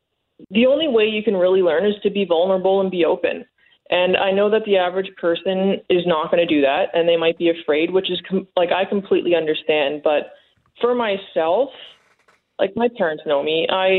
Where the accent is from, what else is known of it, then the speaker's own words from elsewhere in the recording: Canada; And for me as a Canadian, seeing that, it was a little rough